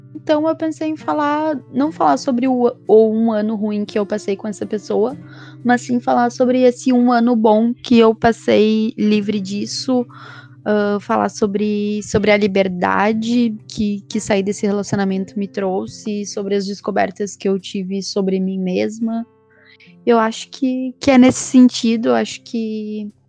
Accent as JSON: {"language": "Portuguese", "town": "São Jerônimo", "region": "Rio Grande do Sul", "country": "Brazil", "also_born_or_lived": "Santa Cruz do Sul", "said": "sou de São Jerônimo, também conhecida como Terra do Arthur. Morei, morei muitos anos em Santa Cruz do Sul, agora voltei para São Jerônimo"}